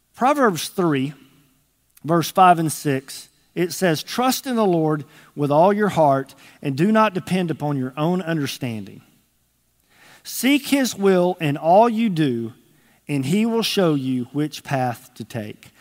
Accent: Texas, United States; moved away as an adult; now in Arkansas, United States; I was from Texas

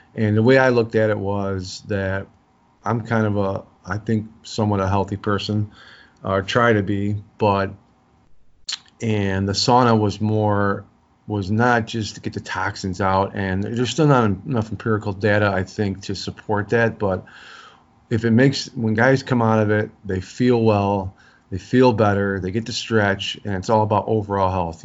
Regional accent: Chicago, Illinois, United States; I grew up in South Side of Chicago.

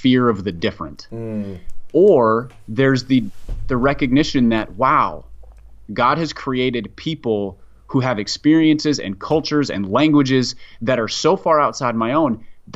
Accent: Minneapolis, Minnesota, United States; I grew up in Minneapolis

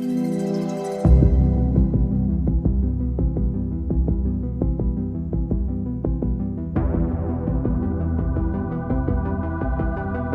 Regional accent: Enumclaw, Washington, United States; I grew up in Enumclaw

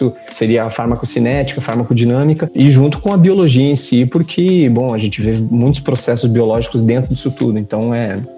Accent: Curitiba, Paraná, Brazil; moved away as an adult; now in Paris, France; Eu sou, antes de mais nada, sou curitibano.

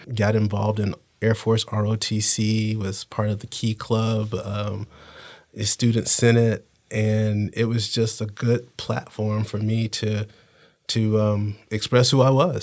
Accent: Panama City, Florida, United States; I learned growing up in Panama City

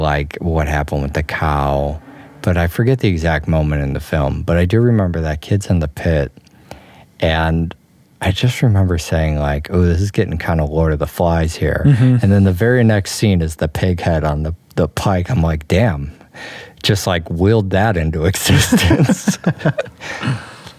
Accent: United States; I'm from America

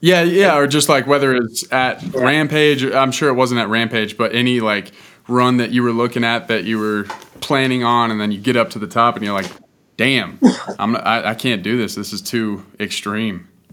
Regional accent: Boulder, Colorado, United States; I grew up in Boulder where mountain biking is pretty pretty popular.

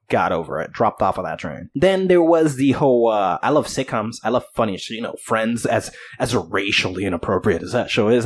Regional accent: New Jersey, United States; I am come from Jersey, dude. Everybody swears they're a rapper over here

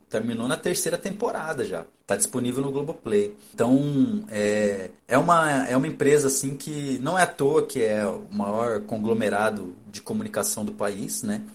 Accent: Brazil; eu, como brasileiro

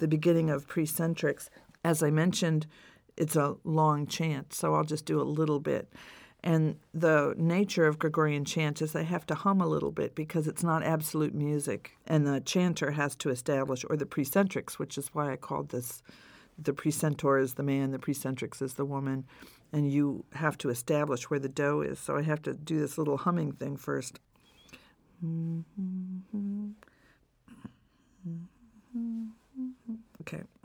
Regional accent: New York, United States; I'm from New York

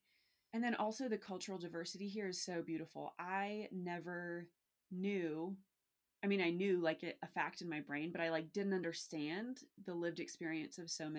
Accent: New Mexico, United States; moved away as an adult; also born or lived in Georgia / Tennessee; So I was born and raised here in New Mexico. Went to college in New Mexico. And it wasn't until after college that I left New Mexico.

